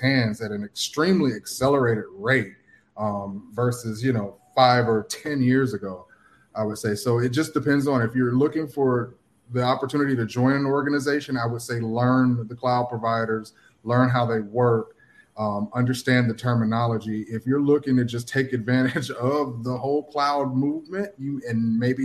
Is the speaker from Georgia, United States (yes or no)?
yes; Atlanta, Georgia, United States; moved away as an adult; now in Miami, United States; I'm from Atlanta area. I currently live in Miami now